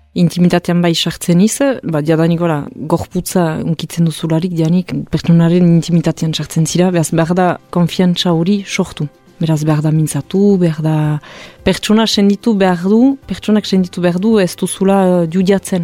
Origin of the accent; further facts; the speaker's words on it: Hasparren, Nouvelle-Aquitaine, France; sortzez azpagnekoa niz